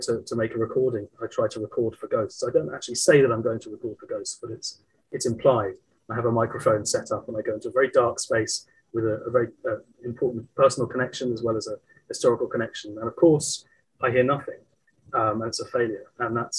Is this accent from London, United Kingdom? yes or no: yes; London, United Kingdom; where I grew up in South London